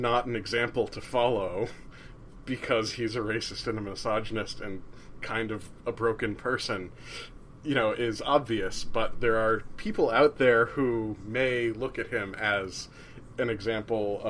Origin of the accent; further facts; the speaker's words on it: New Jersey, United States; I'm from New Jersey